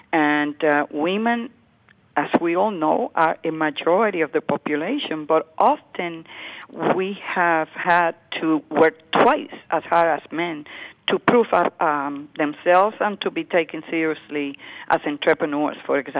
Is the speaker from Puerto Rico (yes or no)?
yes; Puerto Rico; moved away as an adult; now in New York, United States; I grew up in Puerto Rico